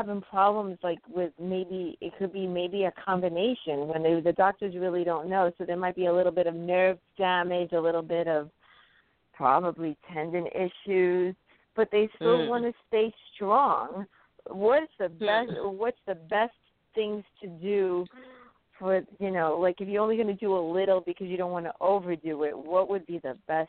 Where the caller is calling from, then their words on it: New York, United States; from New York.